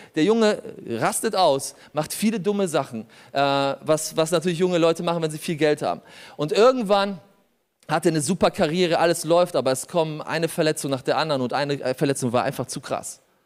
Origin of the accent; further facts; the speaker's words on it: Germany; also born or lived in Poland; ich bin in Polen geboren, ich bin hier aufgewachsen